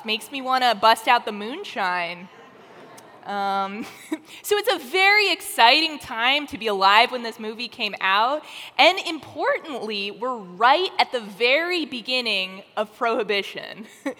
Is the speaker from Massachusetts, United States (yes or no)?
no; Southern California, United States; we Southern Californians